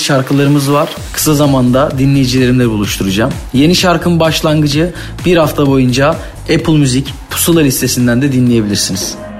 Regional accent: Ordu, Turkey; kendi memleketim Ordu'da

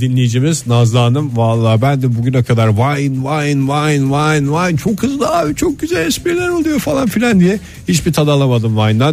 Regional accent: İzmir, Turkey; ben bir İzmirli olarak boyoz hastası bir adamım

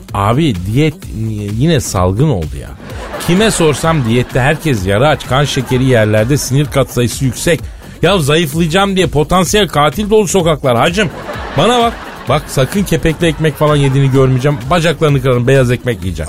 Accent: Elazığ Province, Turkey; Elazığ'ın, yani benim memleketimin

